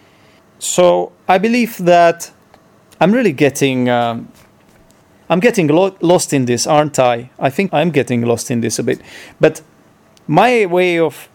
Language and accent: English; Czechia; first language Czech; English is a second language